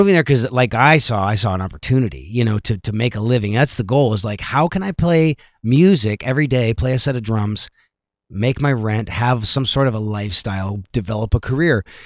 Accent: El Paso, Texas, United States; growing up in El Paso, Texas. I moved to El Paso, Texas

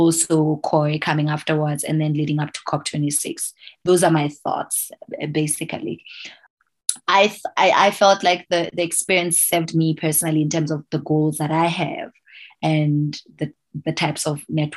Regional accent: Lesotho; here on the ground in my home country

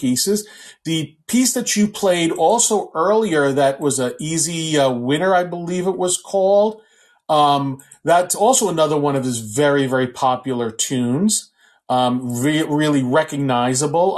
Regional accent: New York City, New York, United States; I was born and raised in New York City. I was born and raised on the Lower

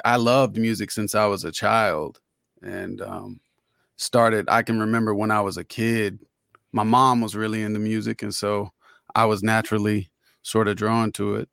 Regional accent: Orlando, Florida, United States; I grew up in Orlando

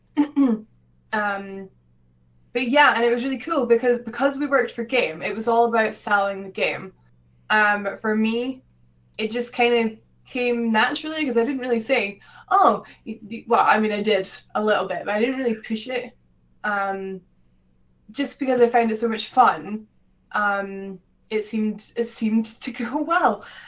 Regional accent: Scotland, United Kingdom; I'm from Scotland

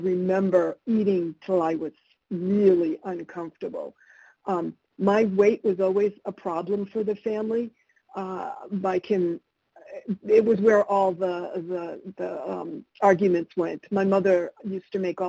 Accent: United States; English is a second language; also born or lived in Argentina; I moved to the United States when I was three, so I consider myself always having lived here

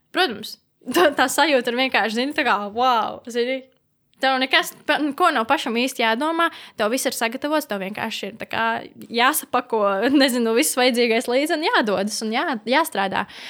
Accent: Latvia; Esmu dzimusi Latvijā

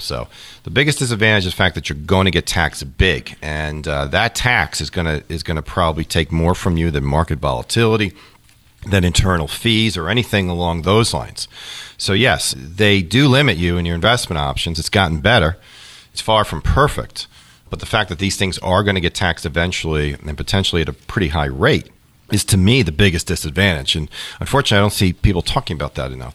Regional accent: New York, United States; moved away as an adult; also born or lived in Kansas City; now in Ohio, United States; I grew up in New York, and listen, I can say this because I'm a native New Yorker.

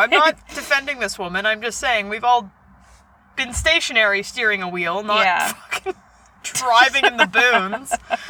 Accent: Southern Ontario, Canada; born or raised there

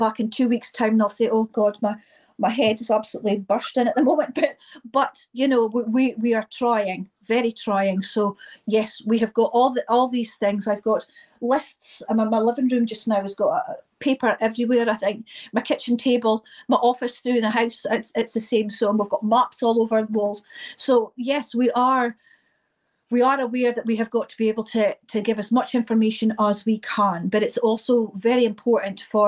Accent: Inverness, Scotland, United Kingdom; I'm from Inverness

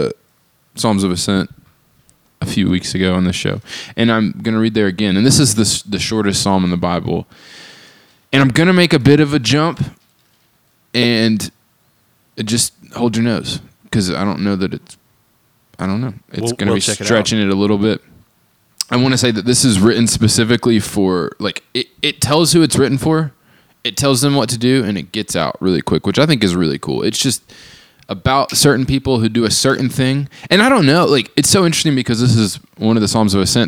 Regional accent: Tennessee, United States

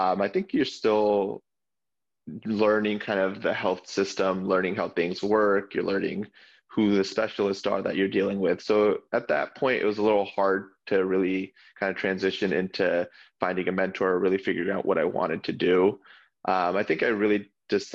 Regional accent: New Jersey, United States; I grew up in Jersey

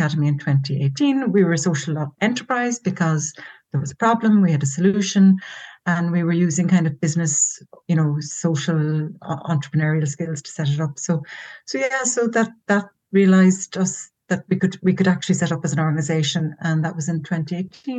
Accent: Cork, Munster, Ireland; now in Galway, Ireland; I'm from Cork in the south of Ireland

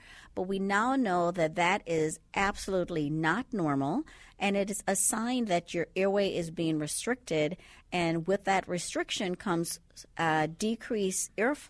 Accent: Andros, Bahamas; Well, I'm from the Bahamas. You can't quite tell by the accent right now, but originally from the Bahamas. So Andros is actually the largest island in the Bahamas, and I happen to be from that island.

